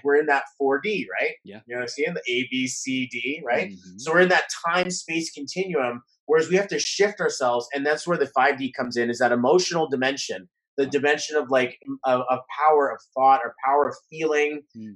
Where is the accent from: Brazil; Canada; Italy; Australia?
Canada; we're Canadian